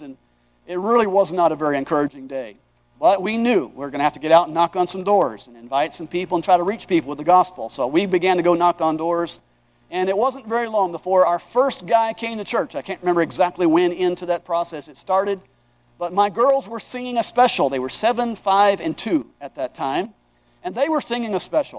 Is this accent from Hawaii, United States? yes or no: yes; Hawaii, United States; moved away as an adult; also born or lived in Aomori, Japan; I grew up in Hawaii, and my grandpa lived in New York.